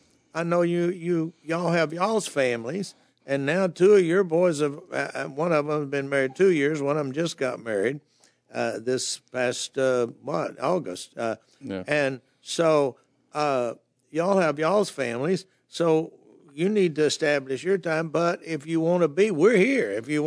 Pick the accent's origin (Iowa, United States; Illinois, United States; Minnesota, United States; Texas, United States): Texas, United States; Dallas; I grew up in the Dallas area, which actually is a town, is part of the Dallas metropolitan area now.